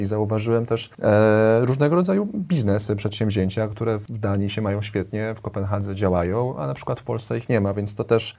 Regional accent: Warsaw, Masovian Voivodeship, Poland; wychowałem się na Woli, więc obok Ronda Daszyńskiego

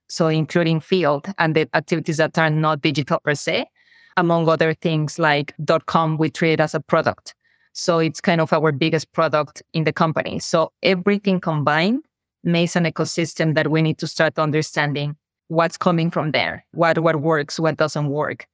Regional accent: Mexico; accent: Mexican; moved away; I am Mexican, has probably my accent already told the audience. And I was in Mexico

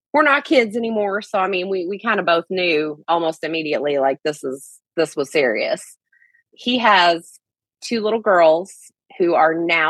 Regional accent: Kentucky, United States; accent: Southern; I'm originally from Kentucky, so we got that accent.

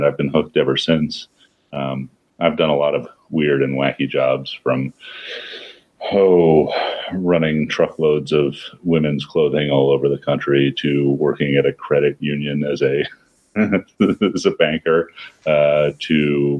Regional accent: New York City, New York, United States; I grew up in New York. I thought I was a mountain adventurer, which meant that I used to collect backpacking gear and walk around the Bronx

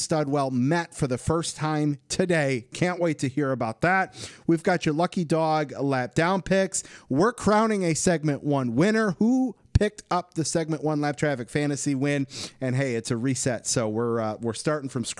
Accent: Michigan, United States; I'm from Michigan.

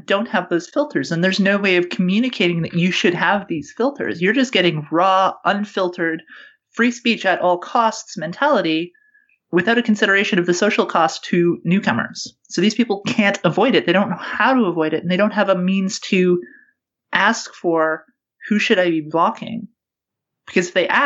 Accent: Canada; now in New Zealand; Free speech, as I grew up with it in Canada

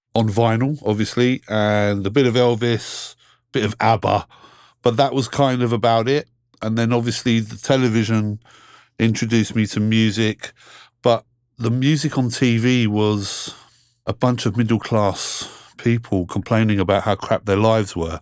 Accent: London, United Kingdom; I grew up here in London, England. Been here my whole life

